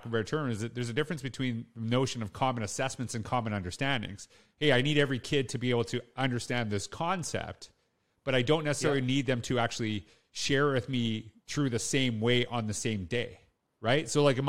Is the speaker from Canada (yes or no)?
yes; Canada; And this is something that connects with me because I'm Canadian.